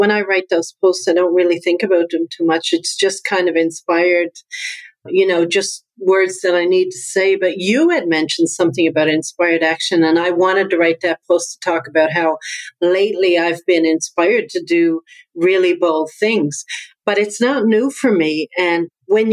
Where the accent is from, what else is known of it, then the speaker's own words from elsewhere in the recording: Newfoundland and Labrador, Canada; accent: Newfoundland; now in Halifax, Canada; my accent comes from Newfoundland. I'm from Newfoundland. That's why I have this accent